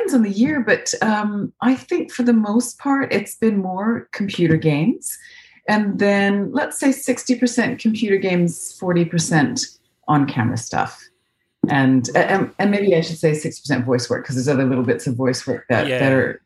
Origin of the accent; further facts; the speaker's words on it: Calgary, Alberta, Canada; accent: North American; moved away as an adult; now in London, United Kingdom; I was born in Calgary, Alberta.